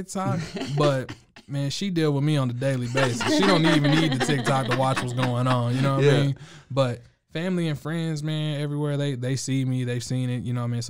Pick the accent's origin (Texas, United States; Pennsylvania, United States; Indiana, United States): Texas, United States; Waco; also born or lived in California / Missouri / New Jersey; I grew up here in Waco, Texas, but I moved around a lot. My brother was in the military, so I spent some time living in California, Missouri. My mom's from Jersey. I grew up in Jersey also.